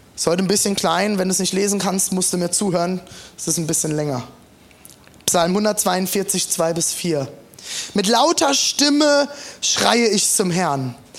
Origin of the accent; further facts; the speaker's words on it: Germany; für uns Deutsche, die im Humanismus aufgewachsen sind